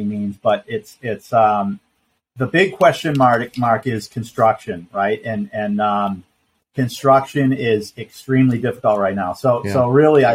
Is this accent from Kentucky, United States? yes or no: no; Boston, Massachusetts, United States; also born or lived in Vermont; now in Vero Beach, United States; I'm from Boston originally